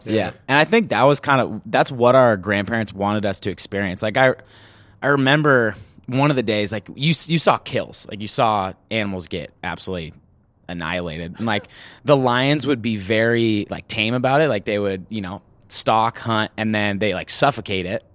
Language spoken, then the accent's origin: English; Sacramento, California, United States; I grew up in Sacramento